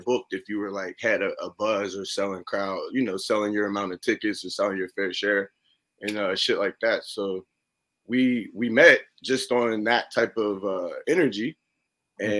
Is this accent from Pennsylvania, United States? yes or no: yes; Pittsburgh, Pennsylvania, United States; moved away as an adult; also born or lived in Ottawa; now in Canada; I grew up in Pittsburgh